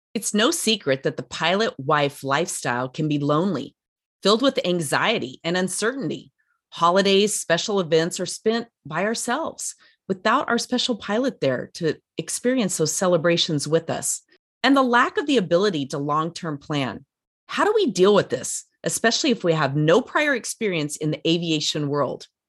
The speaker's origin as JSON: {"language": "English", "town": "Durango", "region": "Colorado", "country": "United States", "said": "I'm from Durango originally, so I'm a Colorado"}